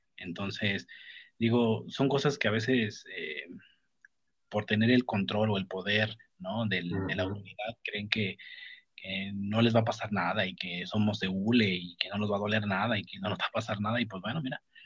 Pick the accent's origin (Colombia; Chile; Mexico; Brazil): Mexico; also born or lived in Mexico City; en mi país